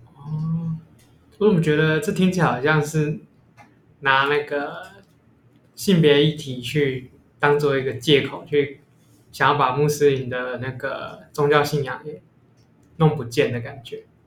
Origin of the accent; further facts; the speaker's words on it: Taiwan; 身为一个土， 台湾土生土长的人